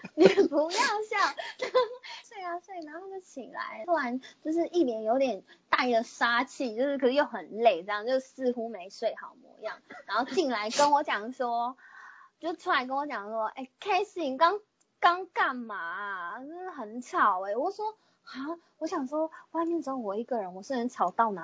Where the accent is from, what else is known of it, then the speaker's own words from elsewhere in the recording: Pingtung County, Taiwan; 我就是屏东人